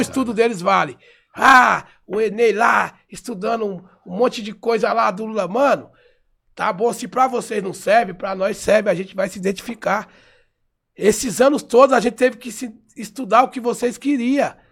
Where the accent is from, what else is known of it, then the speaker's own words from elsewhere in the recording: São Paulo, Brazil; eu sou paulistano, nasci em São Paulo